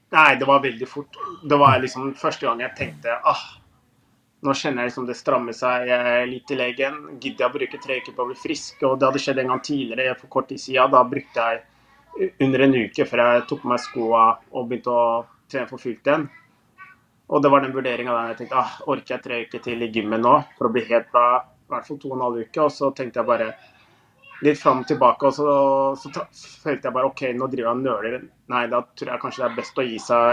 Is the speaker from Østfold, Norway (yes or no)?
yes; Moss, Østfold, Norway; Jeg er jo fra nordre bydel i Moss. Og Moss var jo tippeligaen hele 90-tallet og begynnelsen av 2000-tallet når jeg eh, vokste opp